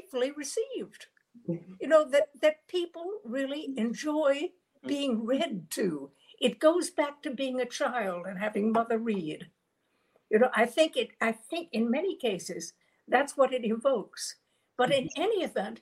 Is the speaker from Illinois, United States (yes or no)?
no; Virginia, United States; now in New York, United States; I'm from Virginia